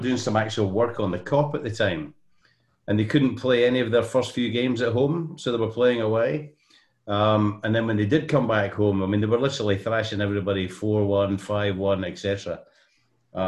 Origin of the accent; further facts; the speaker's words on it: Edinburgh, Scotland, United Kingdom; moved away as an adult; I was raised in Edinburgh